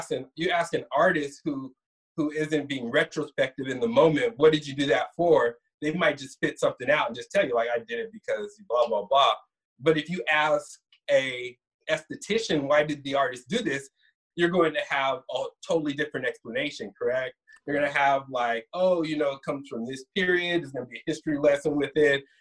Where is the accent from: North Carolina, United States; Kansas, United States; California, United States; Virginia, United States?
California, United States; Sacramento; I'm from Sacramento. I was originally born in Sacramento